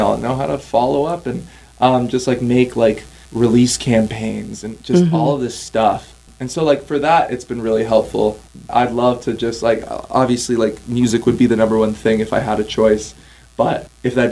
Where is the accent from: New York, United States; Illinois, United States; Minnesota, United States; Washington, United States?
Minnesota, United States; Stillwater; also born or lived in Ontario, Canada; my hometown in Stillwater